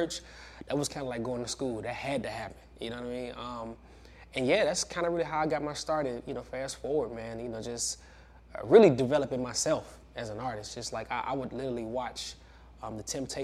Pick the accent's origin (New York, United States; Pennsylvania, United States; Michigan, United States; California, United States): Michigan, United States; Benton Harbor; Yeah, I'm from Benton Harbor, Michigan. Small town, man. You know, rough town for sure. I feel like, you know, Benton Harbor really molded me, shaped me into the man I am today. Honestly, man, just growing up in Benton Harbor